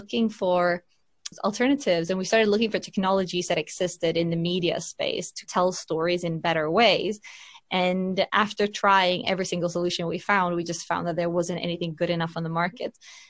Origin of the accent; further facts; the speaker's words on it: Finland; also born or lived in London, United Kingdom / United States / Berlin, Delaware, United States; now in Sweden; So I'm originally from Finland, first of all, although I've lived abroad most of my life.